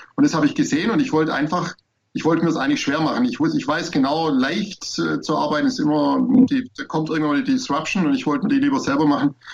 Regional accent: Swabia, Baden-Württemberg, Germany; als Schwabe

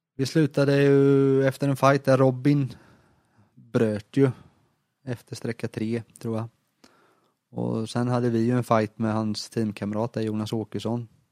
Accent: Småland, Sweden; som smålänning

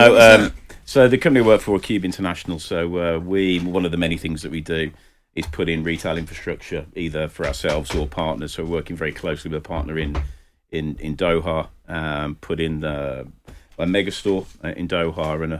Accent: Birmingham, West Midlands, United Kingdom; obviously probably hear from my accent, I've been sort of born and bred in Birmingham all my life

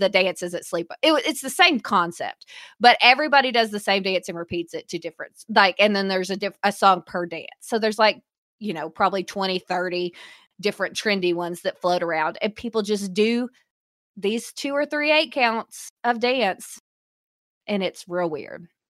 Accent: the South, United States; we are from the South, so especially in our region

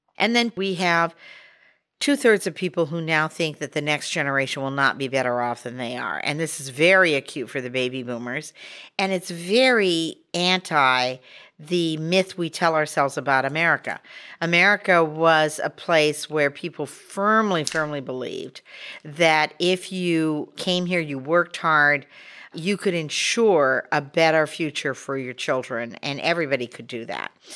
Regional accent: Montana, United States; moved away; And I'm originally from Montana, so that's a big initiative state where people really like having their say.

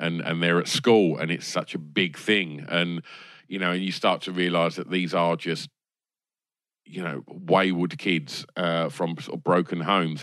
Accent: Essex, East of England, United Kingdom; growing up in Essex

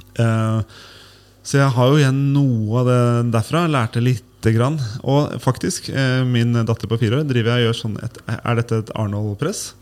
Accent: Tønsberg, Vestfold, Norway; Jeg kommer fra Eik i Tønsberg.

